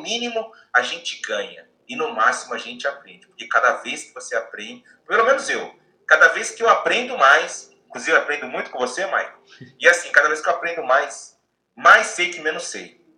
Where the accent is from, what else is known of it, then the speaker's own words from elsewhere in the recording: Bahia, Brazil; now in Japan; eu nasci na Bahia